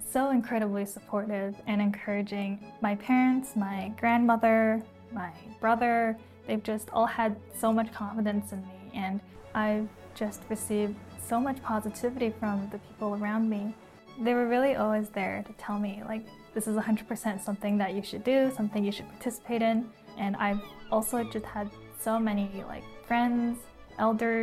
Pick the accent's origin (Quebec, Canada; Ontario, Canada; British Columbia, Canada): British Columbia, Canada; Vancouver; I was born and raised in Vancouver, Canada, which is a very multi-ethnic city